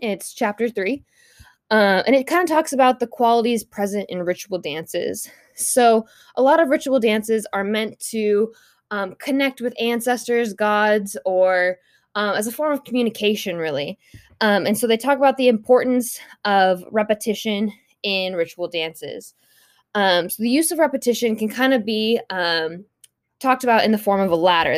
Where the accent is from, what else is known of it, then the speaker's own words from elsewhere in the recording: United States; as a white woman growing up in the United States